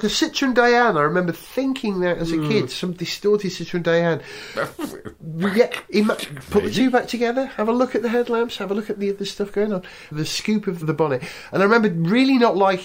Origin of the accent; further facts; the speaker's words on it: Welsh, Wales, United Kingdom; I am Welsh